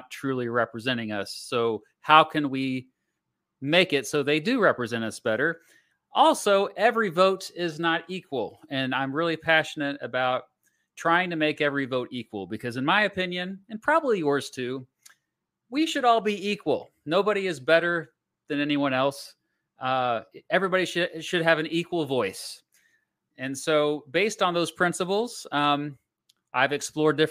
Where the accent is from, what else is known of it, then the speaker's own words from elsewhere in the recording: United States; I am an American, in case you didn't know. I live in the United States of America.